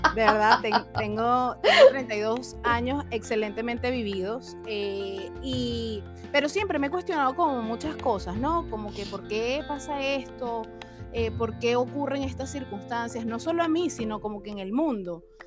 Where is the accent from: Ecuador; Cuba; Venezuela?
Venezuela; moved away as an adult; now in Chile; … y yo somos venezolanas, actualmente vivimos en Chile